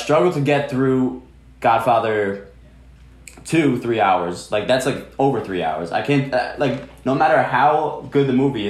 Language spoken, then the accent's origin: English; New Jersey, United States; We're from Jersey